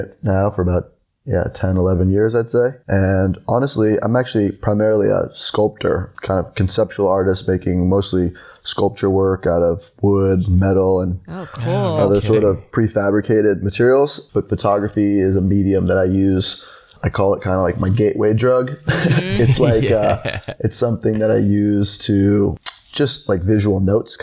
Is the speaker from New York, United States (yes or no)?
yes; New York City, New York, United States; I'm from New York City